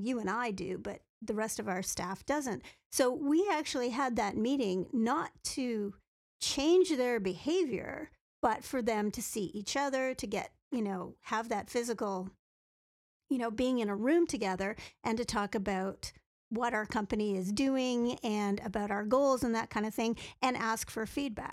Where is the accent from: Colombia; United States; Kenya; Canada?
Canada; being a Canadian